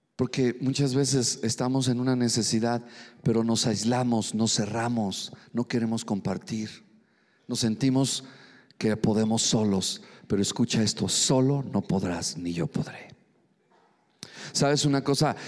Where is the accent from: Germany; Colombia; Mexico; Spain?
Mexico; Mexico City; soy chilango, gloria a Dios. Soy frijolito, soy de Nopalilandia. Sí, gloria a Dios, a mucho orgullo, soy mexicano